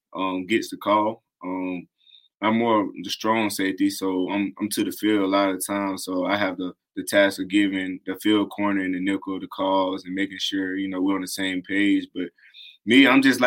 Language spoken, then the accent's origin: English; South Carolina, United States; born or raised there